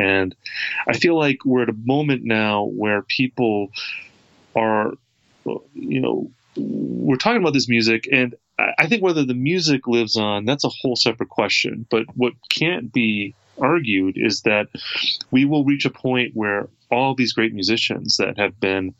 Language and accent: English; Wisconsin, United States; I mean, I'm from the Midwest. I'm from Wisconsin.